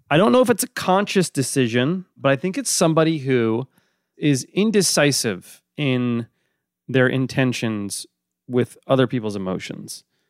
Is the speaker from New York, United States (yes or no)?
yes; New York, United States; also born or lived in Boston; I'm from New York, but I briefly, my family lived briefly in Boston